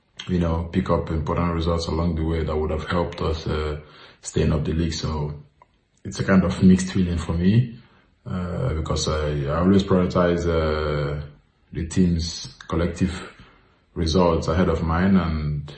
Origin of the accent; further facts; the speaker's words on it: Nigeria; now in Italy; I was born in Nigeria